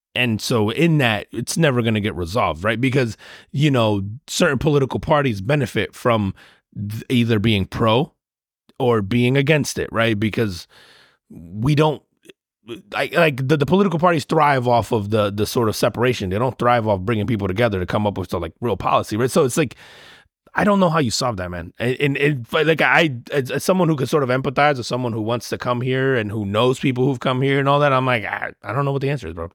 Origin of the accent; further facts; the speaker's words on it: New Jersey, United States; moved away; I grew up in Jersey